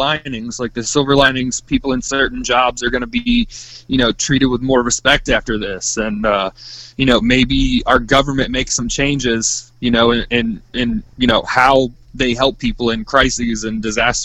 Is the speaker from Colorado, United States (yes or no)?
no; Levy County, Florida, United States; I'm from Levy County.